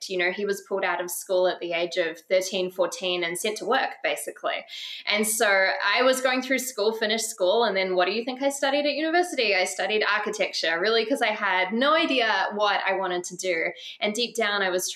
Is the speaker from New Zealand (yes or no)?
yes; New Zealand; moved away; also born or lived in Bali; I grew up in New Zealand